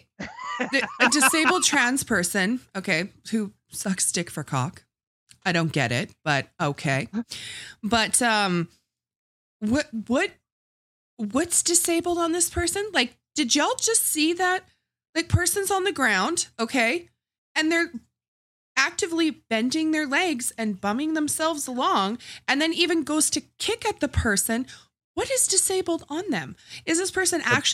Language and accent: English; Canada; we're from Canada